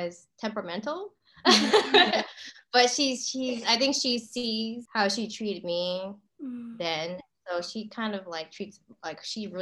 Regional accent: Maryland, United States; moved away; also born or lived in Northeast US / Southern US; I was born in Maryland.

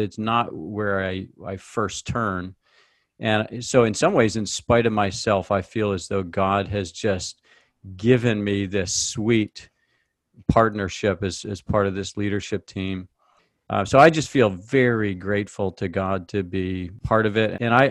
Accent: Monson, Maine, United States; our hometown of Monson, Maine's population 700

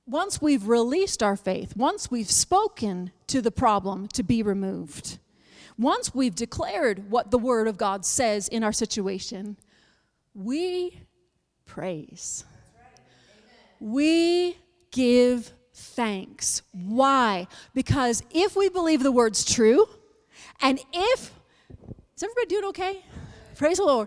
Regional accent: Buffalo, New York, United States; moved away; I'm from Buffalo, New York. I was raised in Buffalo, New York

